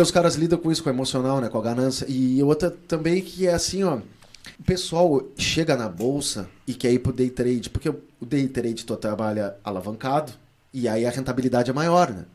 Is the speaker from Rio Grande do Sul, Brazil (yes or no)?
yes; Rio Grande, Rio Grande do Sul, Brazil; moved away; cidade que eu morava, minha cidade natal, em Rio Grande